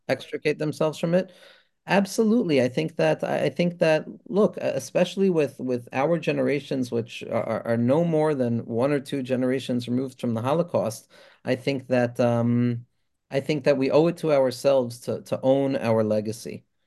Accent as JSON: {"language": "English", "area": "Five Towns", "region": "New York", "country": "United States", "said": "a Five Towns Jewish boy"}